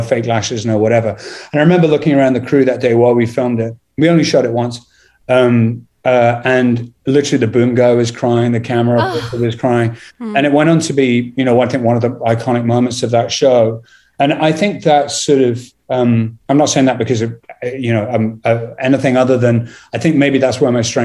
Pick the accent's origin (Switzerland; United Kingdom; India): United Kingdom; England; I'm English